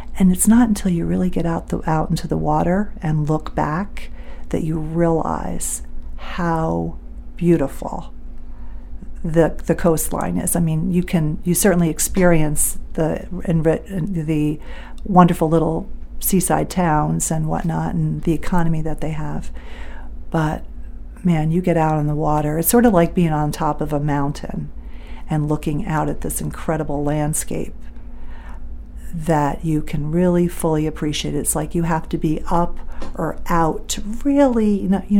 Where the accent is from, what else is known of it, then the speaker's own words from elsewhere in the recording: New York City, New York, United States; moved away as an adult; also born or lived in West Paris, Maine; now in Bethel, United States; I was fine as a kid there. I feel blessed that I was raised there. I love New York City.